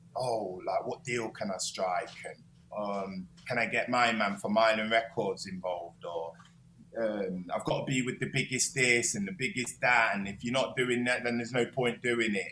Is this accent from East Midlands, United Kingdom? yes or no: yes; Nottingham, East Midlands, United Kingdom; I am from Nottingham